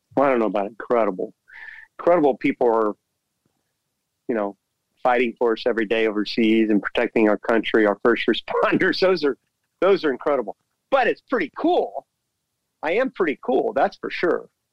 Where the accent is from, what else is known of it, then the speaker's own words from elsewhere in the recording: Orlando, Florida, United States; Orlando, my hometown